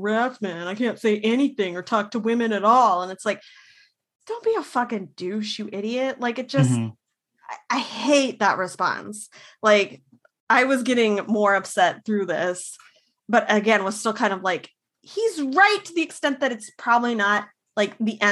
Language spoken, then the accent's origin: English; Minnesota, United States; As a Minnesotan